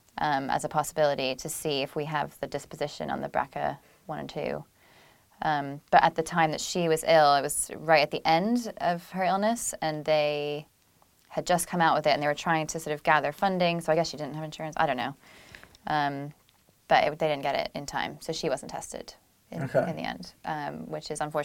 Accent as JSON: {"language": "English", "town": "Boston", "region": "Massachusetts", "country": "United States", "tie": "born or raised there", "also_born_or_lived": "England", "said": "You can't tell from the accent. I was born in England. Moved to Boston when I was 10."}